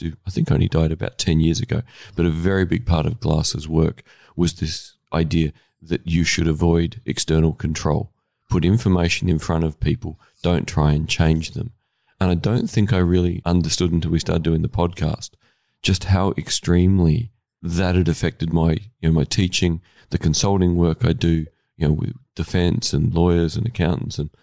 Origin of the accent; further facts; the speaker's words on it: Australia; I'm an Australian male